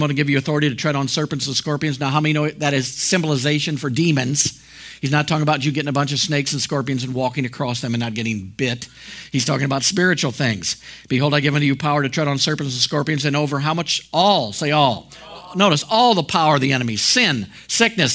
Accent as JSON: {"language": "English", "country": "United States", "tie": "born or raised there", "said": "when I was born in the United States"}